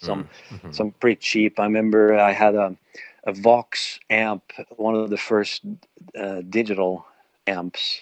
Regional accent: Sweden; moved away as an adult; now in Alberta, Canada; I'm actually originally from Sweden, but I've lived in Canada for 20 years now.

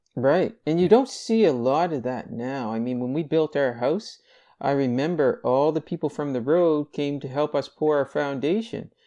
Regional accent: Greenville, Nova Scotia, Canada; born or raised there; also born or lived in Halifax, Nova Scotia

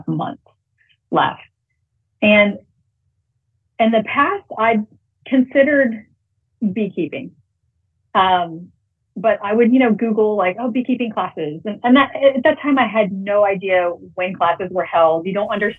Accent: around Houston, Texas, United States; also born or lived in Montana / San Antonio, Texas; I'm from Texas. I grew up around Houston, out in the country

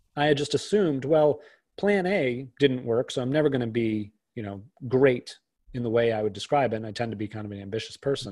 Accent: outside of Boston, Massachusetts, United States; I grew up outside of Boston

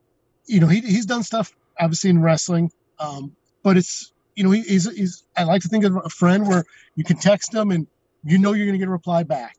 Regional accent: Chicago, Illinois, United States; growing up in Chicago

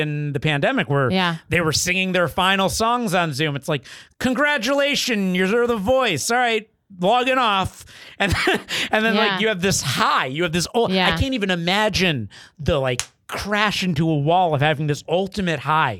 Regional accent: Florida, United States; born or raised there; moved away

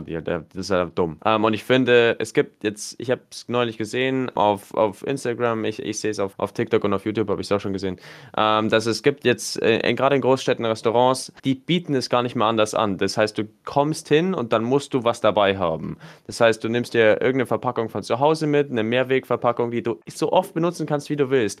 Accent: Germany; bei uns in Deutschland

